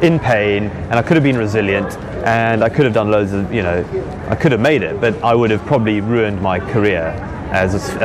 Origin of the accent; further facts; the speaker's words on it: Zululand, KwaZulu-Natal, South Africa; accent: posh; moved away as an adult; now in United Kingdom; I grew up in Zululand in Africa.